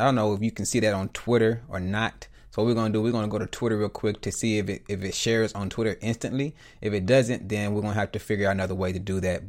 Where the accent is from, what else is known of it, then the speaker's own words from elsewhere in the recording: the South, United States; I'm from the South, a little, well, I was raised in the South